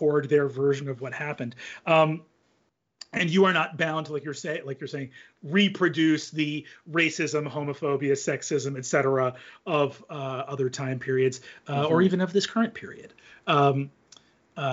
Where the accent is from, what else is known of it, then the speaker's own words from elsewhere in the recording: United States; as an American living in the current time period.